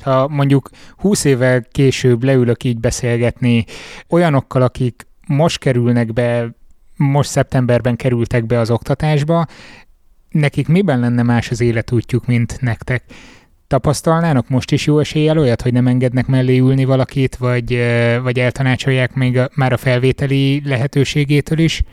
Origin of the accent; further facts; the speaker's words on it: Miskolc, Borsod-Abaúj-Zemplén, Hungary; Miskolci vagyok